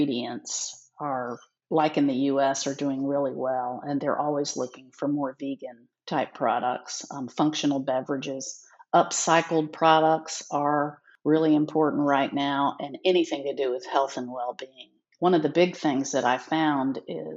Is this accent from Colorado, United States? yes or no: no; Jacksonville, Florida, United States; moved away as an adult; also born or lived in New York City; I grew up in Jacksonville, Florida